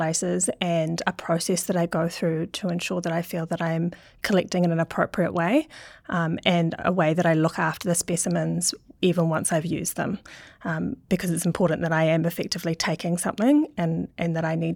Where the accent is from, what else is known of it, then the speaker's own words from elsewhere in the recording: Auckland, New Zealand; My family are all Scottish, well, not all of them, but a lot of them, and I grew up in Auckland